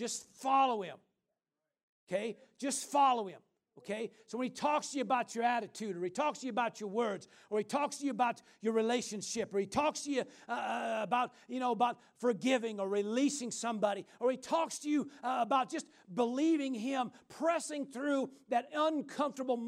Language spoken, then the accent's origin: English; Midwest, United States; I grew up, like I said, in the Midwest, and we grew up in Tornado Alley